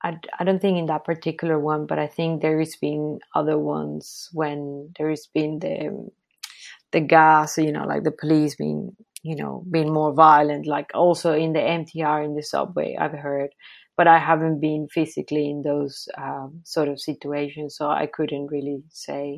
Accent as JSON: {"language": "English", "country": "Venezuela", "moved": "yes", "said": "I'm from Venezuela. My family lives in Venezuela"}